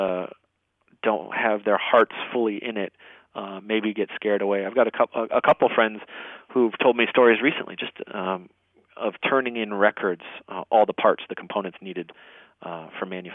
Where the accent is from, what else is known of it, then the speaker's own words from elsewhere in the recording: Detroit, Michigan, United States; moved away as an adult; now in Nashville, United States; growing up in Detroit